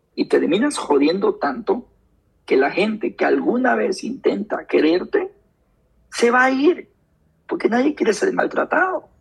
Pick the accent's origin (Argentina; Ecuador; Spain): Ecuador; Guayaquil, Guayas; soy de Guayaquil, eh, me crio en el barrio Garay, Ayacucho y la octava